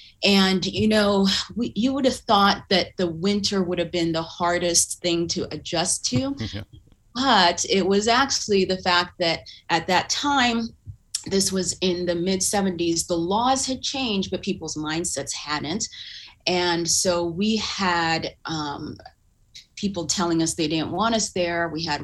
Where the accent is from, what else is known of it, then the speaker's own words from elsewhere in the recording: Uganda; born there; You know, I was born in Uganda, which is in East Africa, and it was during the regime of Idi Amin, who was killing a lot of people.